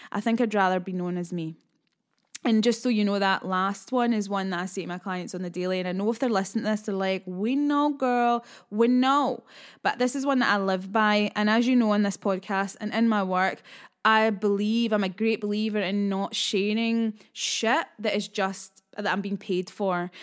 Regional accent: Scotland, United Kingdom; being a Scottish lass

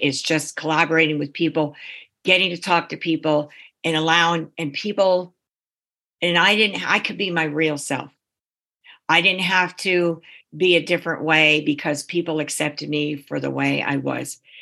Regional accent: East Coast, United States; we're from the East Coast

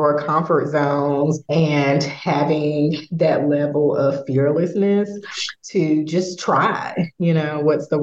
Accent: Raleigh, North Carolina, United States; moved away as an adult; now in St. Louis, United States; I am originally from Raleigh, North Carolina, which is about 1,000 miles away. So just transitioning here to St. Louis

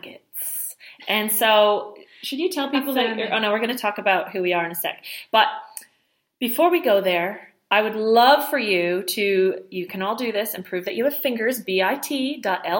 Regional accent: Montreal, Quebec, Canada; I grew up in the French part of Canada in Montreal

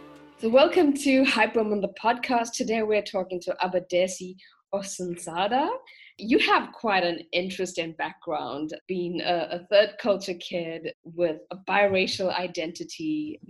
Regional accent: South Africa; now in Germany; so I come from South Africa. I'm now living in Germany. And growing up in South Africa, I was just always very aware of what a multicultural society we have.

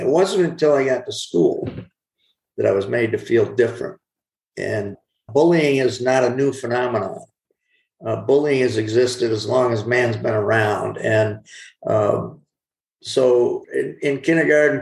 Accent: Corning, New York, United States; my hometown of Corning, New York

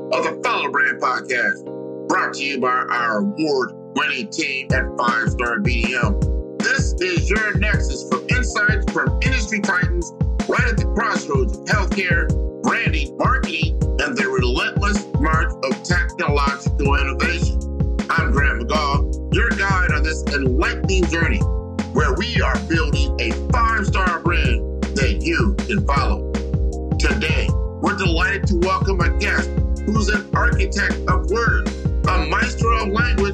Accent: United States; also born or lived in Miami, Florida; being an American

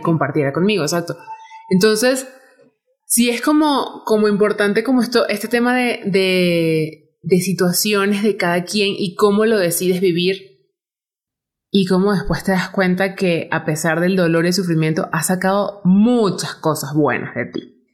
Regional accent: Venezuela; moved away as an adult; now in Mexico; yo soy de Venezuela

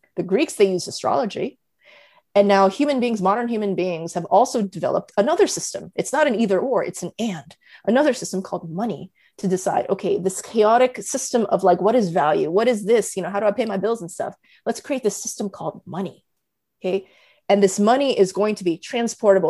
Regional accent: United States; I'm Korean American

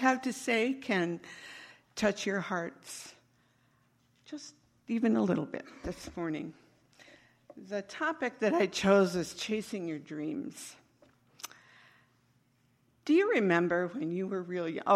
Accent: Northern California, United States; I was a young girl growing up in Northern California

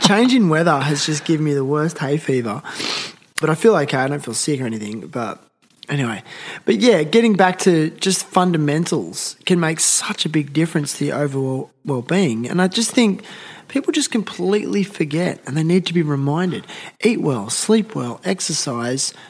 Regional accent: Nowra, New South Wales, Australia; I'm from Nowra. I was born there.

